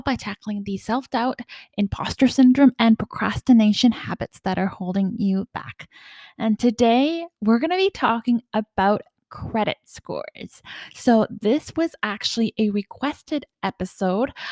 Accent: Canada; also born or lived in Ottawa / Vancouver; I am Canadian

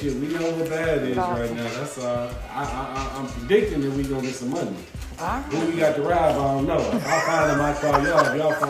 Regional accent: Oakland, California, United States; also born or lived in Chicago, Illinois; I grew up in Oakland and Chicago.

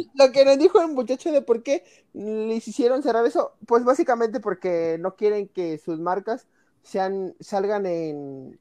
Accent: Mexico; somos mexicanos

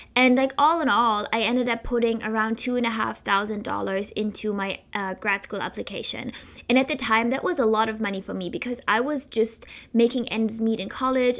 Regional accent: Heidelberg, Baden-Württemberg, Germany; moved away as an adult; now in Philadelphia, United States; in Germany, in my hometown, uh, Heidelberg

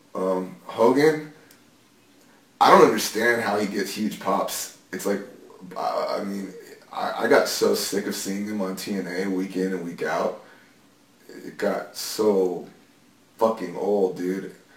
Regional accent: San Antonio, Texas, United States; I grew up in San Antonio

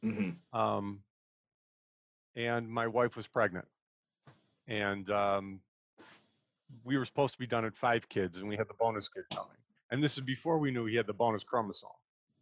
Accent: Chicago, Illinois, United States; also born or lived in Colorado; We are originally from the Chicago area.

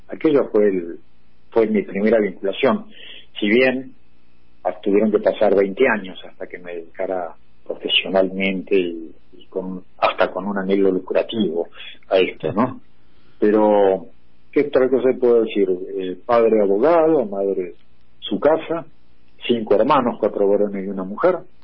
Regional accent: Buenos Aires, Argentina; moved away as an adult; also born or lived in Italy / Spain; now in Mar del Plata, Argentina; Soy porteño, nací en Buenos Aires y en realidad viví casi toda mi vida en Buenos Aires

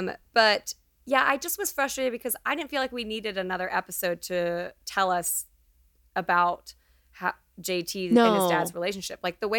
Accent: Texas, United States; we love her, but we also know so many Jills from growing up in Texas.

